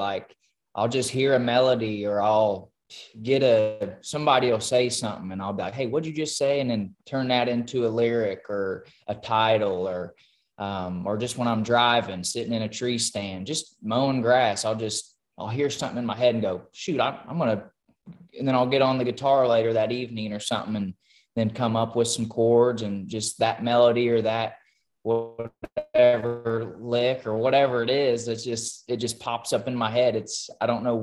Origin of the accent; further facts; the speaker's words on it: Greensburg, Indiana, United States; I'm from Greensburg, Indiana, born and raised